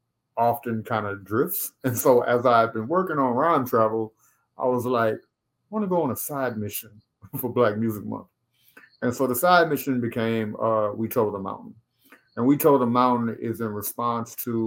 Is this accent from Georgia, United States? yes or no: no; Baton Rouge, Louisiana, United States; now in Bowie, United States; when I tell people up here I'm from Louisiana, they're like, New Orleans? I'm like, no, Baton Rouge.